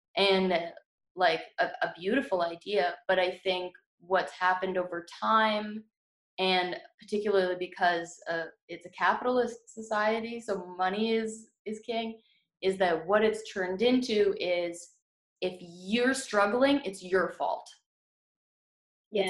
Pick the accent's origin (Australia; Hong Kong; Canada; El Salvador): Canada; also born or lived in United States; I was born in America and I was raised here, so and like I have family that's American and family that's Canadian